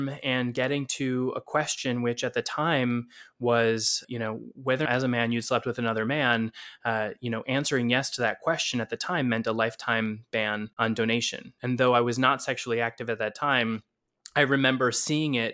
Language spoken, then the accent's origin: English; Wisconsin, United States; moved away as an adult; now in New York City, United States; I grew up in Wisconsin, but my home is in New York City and has been for about half of my life